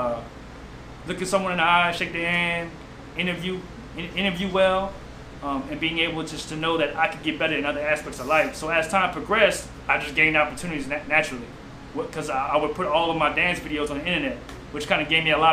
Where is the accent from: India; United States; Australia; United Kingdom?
United States; Houma, Louisiana; now in New Orleans, United States; Growing up in Houma is just a very small city